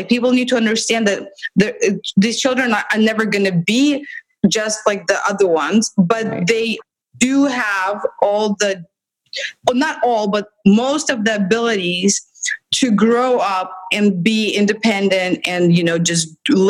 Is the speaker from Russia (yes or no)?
yes; Russia; moved away as an adult; now in United States; But we come from Russia, where I worked in a special education school that she went to, and it's horrible.